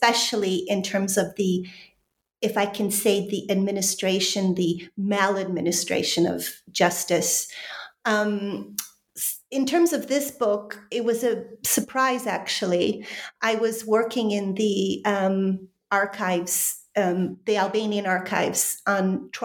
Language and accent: English; Chicago, Illinois, United States; moved away as an adult; also born or lived in Poland / London; I'm originally from Chicago